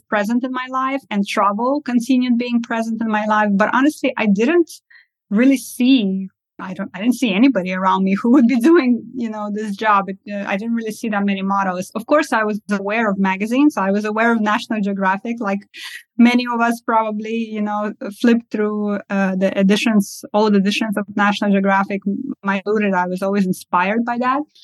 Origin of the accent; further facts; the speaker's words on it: Estonia; also born or lived in Kazakhstan; I was born in Kazakhstan and I uh, moved to Estonia at the ripe age of three uh, years old.